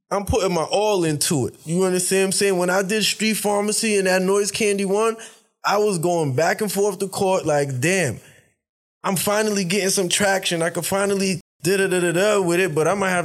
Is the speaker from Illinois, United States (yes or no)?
no; New York City, New York, United States; I'm from New York.